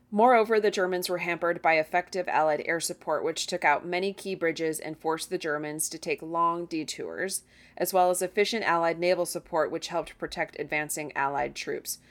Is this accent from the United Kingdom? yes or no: no; United States; as an American